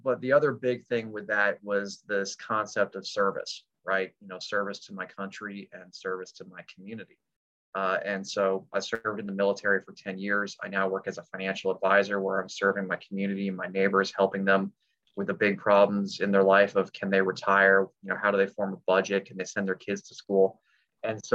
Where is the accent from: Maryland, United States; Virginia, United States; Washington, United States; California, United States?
Virginia, United States; Centreville; also born or lived in Arlington, Virginia / Alexandria, Virginia; I was born in Arlington, lived in Alexandria until 1992, and then grew up out in Fairfax County in Centerville.